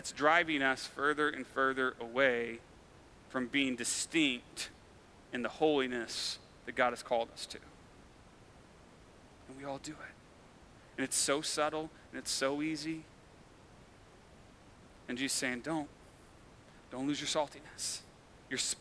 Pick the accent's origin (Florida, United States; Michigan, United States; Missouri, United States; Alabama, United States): Missouri, United States; Farmington; also born or lived in Fulton, Missouri; So I grew up in Farmington, which is a small town about an hour south of here.